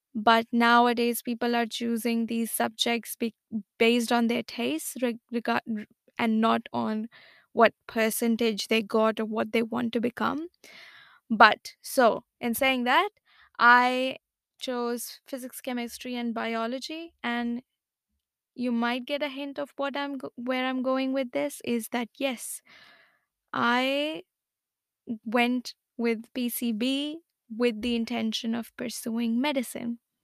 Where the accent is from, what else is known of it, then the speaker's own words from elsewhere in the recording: India; I am from India